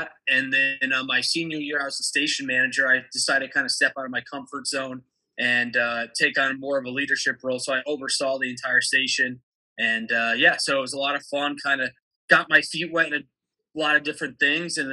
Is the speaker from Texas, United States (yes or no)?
no; Scranton, Pennsylvania, United States; moved away as an adult; also born or lived in Clifton, New Jersey / Philadelphia, Pennsylvania; now in Delmarva Peninsula, United States; I was born in Clifton, New Jersey, which is about 15, 20 minutes outside of New York City. But then when I was 8, my family and I moved to Scranton, Pennsylvania